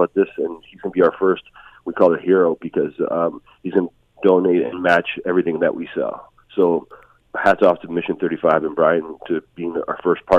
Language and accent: English; Hamilton, Ontario, Canada; I grew up in Hamilton.